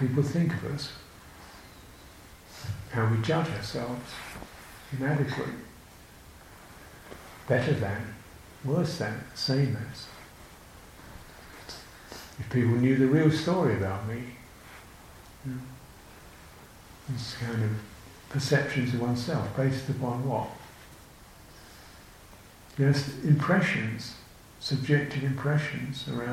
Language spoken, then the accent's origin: English; United Kingdom; I'm British, my country